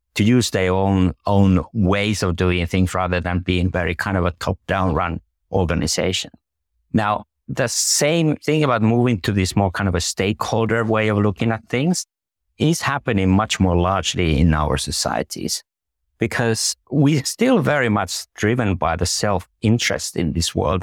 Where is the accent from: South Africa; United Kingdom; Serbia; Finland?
Finland